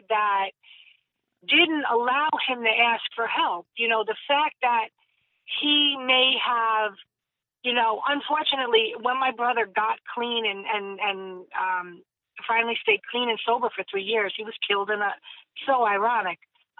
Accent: Jersey City, New Jersey, United States; like we were all 90% of us, I should say, were born and raised in Jersey City.

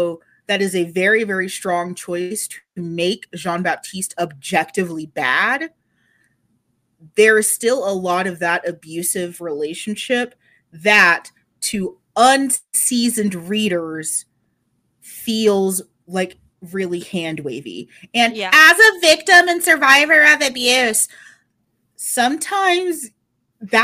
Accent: Texas, United States; I'm not just an American, but also a Texan

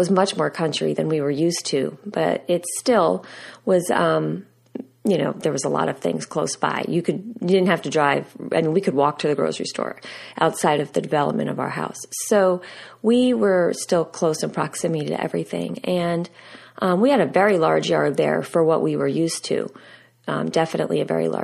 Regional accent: United States; Steve and I, we grew up outside of New York City.

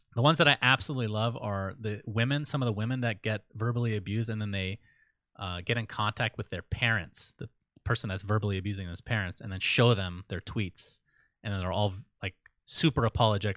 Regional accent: Saudi Arabia; moved away; I was born in Saudi Arabia, Sindarin. I, I know what it can be like over there. It's, it definitely has its challenges. It was kinda scary for me growing up to some degree

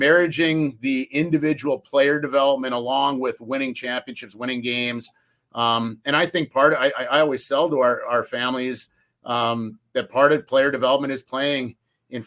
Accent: Calgary, Alberta, Canada; also born or lived in St. Cloud, Minnesota; now in Penticton, Canada; growing up in Western Canada myself from Calgary

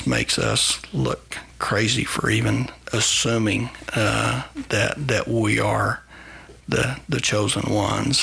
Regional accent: United States; as an American

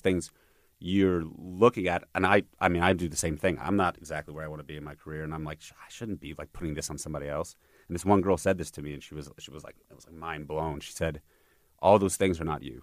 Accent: New York, United States; now in Los Angeles, United States; I'm a New Yorker

